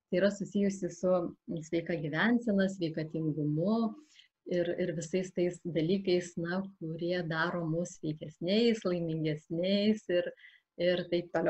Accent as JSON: {"language": "Lithuanian", "region": "Samogitia", "country": "Lithuania", "moved": "yes", "lives_now": "Alytus, Lithuania", "said": "Šiuo metu gyvenu Alitui, Šiaip tai aš esu kilus iš Žemaitijos, turiu žemaitiško kraujo."}